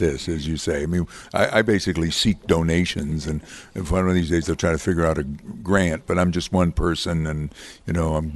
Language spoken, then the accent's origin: English; Amsterdam, New York, United States; I come from Amsterdam, New York, and I grew up in a Polish neighborhood, and I grew up on Pulaski Street